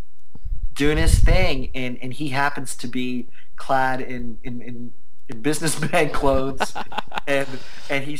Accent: Canada; I'm an Indian Canadian

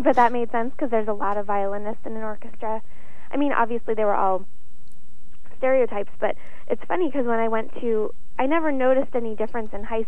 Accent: West Palm Beach, Florida, United States; my hometown in West Palm Beach

